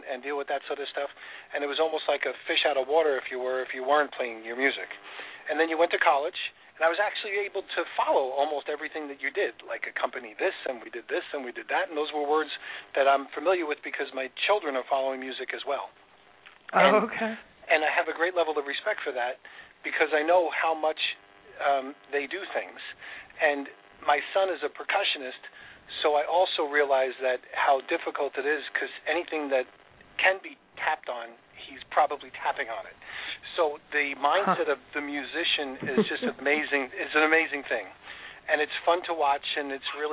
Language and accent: English; Lindenhurst, New York, United States; I grew up in Lindenhurst